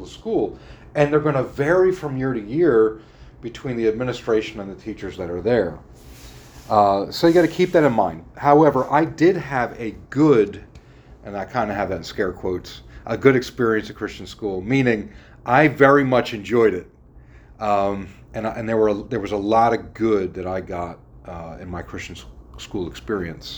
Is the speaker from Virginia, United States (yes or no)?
no; Philadelphia suburbs, Pennsylvania, United States; also born or lived in Newtown Square; I was born in South Philadelphia, very Italian section. We moved to the suburbs when I was, I was either 1.5 or 2.5, somewhere around 2